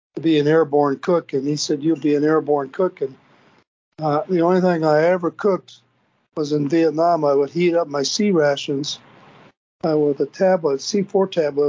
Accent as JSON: {"language": "English", "town": "Bemidji", "region": "Minnesota", "country": "United States", "tie": "born or raised there", "also_born_or_lived": "St. Paul, Minnesota", "said": "I was living in Bemidji, Minnesota, Minnesota, up in northern Minnesota"}